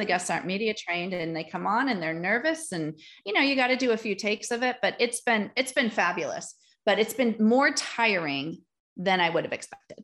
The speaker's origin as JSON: {"language": "English", "town": "Milwaukee", "region": "Wisconsin", "country": "United States", "tie": "born or raised there", "also_born_or_lived": "Green Bay, Wisconsin / Door County, Wisconsin", "said": "I was born in Green Bay, Wisconsin, moved to Milwaukee for all of my wonder years."}